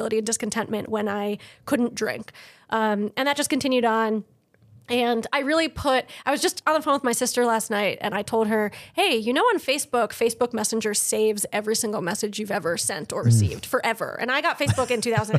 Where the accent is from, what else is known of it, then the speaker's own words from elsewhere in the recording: Connecticut, United States; moved away as an adult; also born or lived in Maryland; I grew up in Connecticut